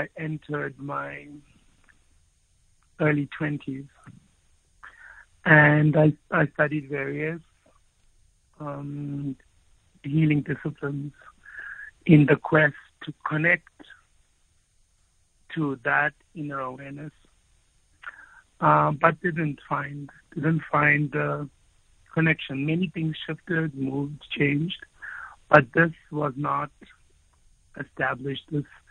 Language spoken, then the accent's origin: English; South Africa; first language Afrikaans; English is a second language; growing up in a community that was predominantly Afrikaans-speaking, Afrikaans is my mother tongue